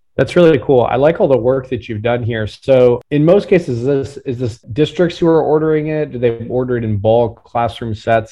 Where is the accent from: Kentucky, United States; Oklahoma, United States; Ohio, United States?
Oklahoma, United States; Tulsa; I'm from Tulsa and grew up very close to where the race massacre happened